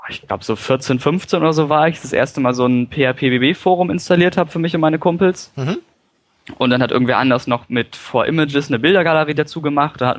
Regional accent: Lüneburg, Lower Saxony, Germany; ich hatte damals eine Website zu meiner Heimatstadt, also Lüneburg.

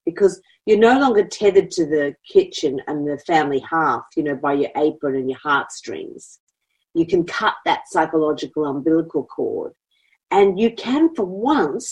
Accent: Australia; as Australian women

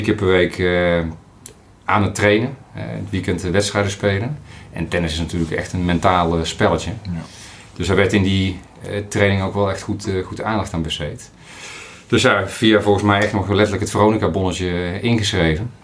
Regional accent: Breda region, North Brabant, Netherlands; accent: Brabant; also born or lived in Steenbergen; Ik ben eh, Brabantse jongen, dat hoor je misschien nog, nog wel. op, geboren in Steenberg, opgegroeid in de regio Breda

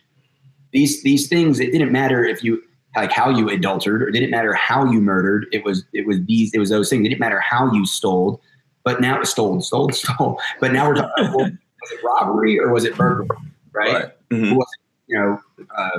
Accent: New Jersey, United States; I'm from New Jersey

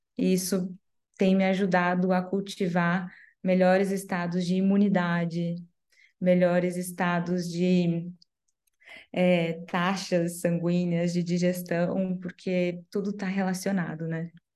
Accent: Paraná, Brazil; Eu sou do Paraná

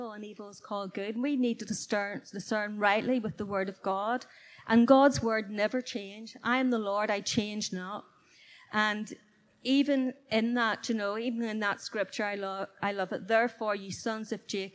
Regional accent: Belfast, Northern Ireland, United Kingdom; back in my hometown where I did live, in Belfast

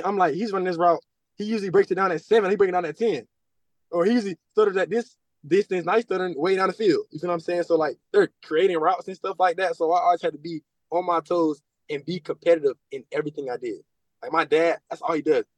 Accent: Florida, United States; moved away as an adult; also born or lived in Alabama; me growing up in Florida

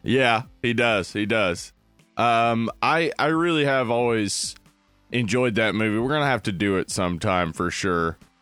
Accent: the South, United States; As we're from the South

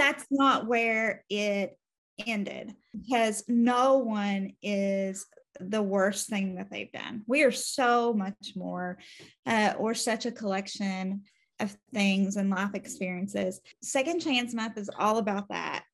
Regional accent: Louisa, Kentucky, United States; I am from Kentucky, still live here, out in eastern Kentucky, in Louisa, to be exact

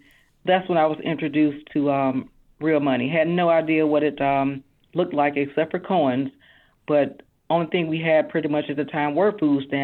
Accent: Fairfield, Alabama, United States; We grew up on Hillside Drive. It's actually not too far from downtown Fairfield near City Hall. And life growing up in Fairfield at a young age was a very hard time

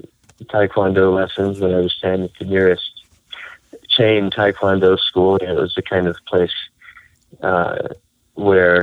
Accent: the Bible Belt, the rural South, United States; I grew up in the Bible Belt as a rational materialistic atheist. And so in the rural South

